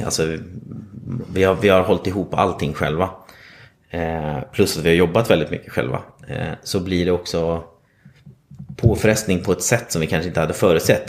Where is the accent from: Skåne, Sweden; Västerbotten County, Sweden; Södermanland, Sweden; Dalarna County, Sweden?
Västerbotten County, Sweden; Vilhelmina; moved away as an adult; also born or lived in Stockholm; now in Gothenburg, Sweden; kommer ursprungligen uppifrån Lappland, eh, Vilhelmina, södra Lappland